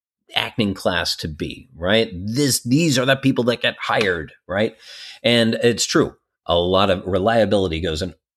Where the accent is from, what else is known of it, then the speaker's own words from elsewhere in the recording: Colorado Springs, Colorado, United States; And people I'm from Colorado Springs.